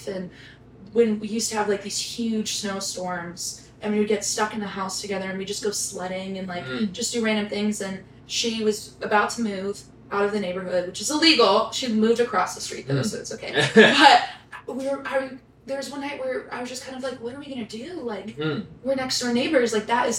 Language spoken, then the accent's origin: English; Nashville, Tennessee, United States; also born or lived in Texas; I grew up in Nashville